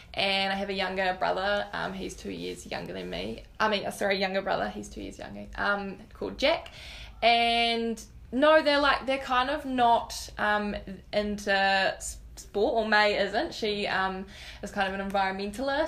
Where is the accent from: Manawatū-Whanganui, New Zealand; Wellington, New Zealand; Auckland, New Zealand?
Manawatū-Whanganui, New Zealand; Taihape; also born or lived in Gisborne; But I moved to Taihape when I was like two. So that's home for me now.